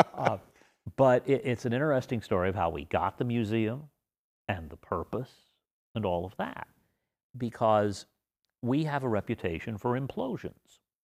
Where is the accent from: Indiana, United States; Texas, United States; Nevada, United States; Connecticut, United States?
Nevada, United States; Las Vegas; I grew up in the area now called East Las Vegas, which we called Las Vegas.